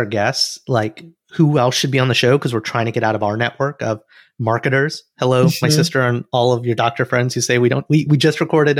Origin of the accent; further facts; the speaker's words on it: Alabama, United States; accent: Southern; moved away; an Indian American boy who came from Alabama